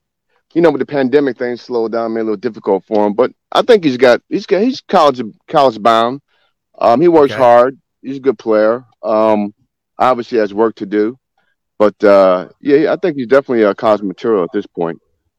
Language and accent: English; Northern New Jersey, United States; now in Maryland, United States; I'm from New Jersey, so I'm more of a Northern New Jersey guy